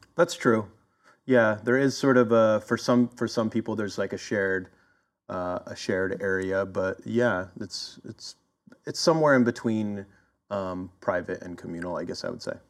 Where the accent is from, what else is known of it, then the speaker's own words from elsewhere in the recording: Philadelphia, Pennsylvania, United States; also born or lived in Oakland, California; now in California, United States; originally I'm from Philadelphia and I kind of made my way over here uh, over the past couple decades